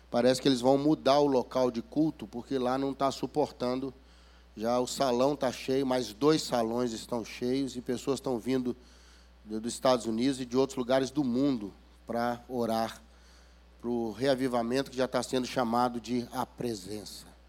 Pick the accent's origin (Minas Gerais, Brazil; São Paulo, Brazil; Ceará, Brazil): Minas Gerais, Brazil; accent: mineirês; Eu venho lá das Minas Gerais e ontem já me falaram que eu usei termos aqui que vocês não conhecem. Né? O mineirês é muito difícil